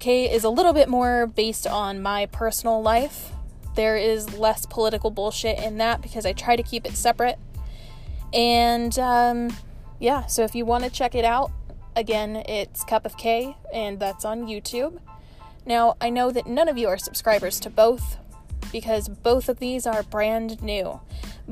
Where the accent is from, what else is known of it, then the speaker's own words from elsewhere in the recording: Oregon, United States; moved away as an adult; now in Southern Arizona, United States; I am normally from Oregon, which I have changed the name of home into, the Promised Land.